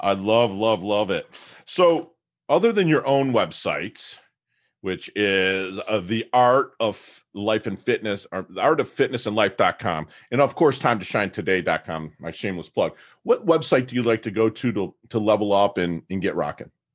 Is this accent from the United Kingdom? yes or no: no; Detroit, Michigan, United States; now in Jupiter, Florida, United States; I'm from Detroit